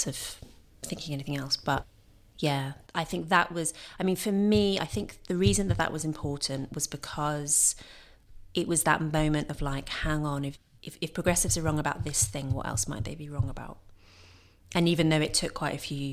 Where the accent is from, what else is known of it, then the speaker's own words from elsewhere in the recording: London, United Kingdom; I grew up in London.